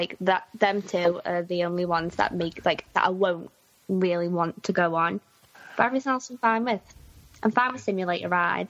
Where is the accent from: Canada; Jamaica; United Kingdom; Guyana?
United Kingdom; Liverpool, North West England; Yeah, mate, I'm from Liverpool.